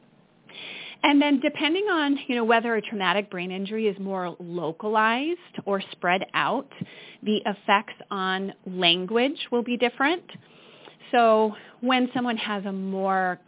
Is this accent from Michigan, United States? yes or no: yes; Michigan, United States; accent: Midwestern; moved away; also born or lived in Portsmouth, New Hampshire; I grew up in Michigan, Amy, and my Midwestern accent is going to come out